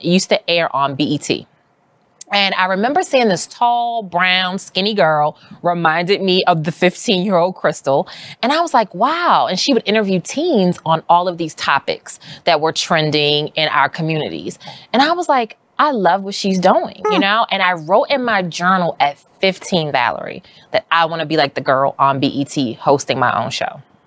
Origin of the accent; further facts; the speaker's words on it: Baltimore, Maryland, United States; now in New York, United States; I grew up in Baltimore City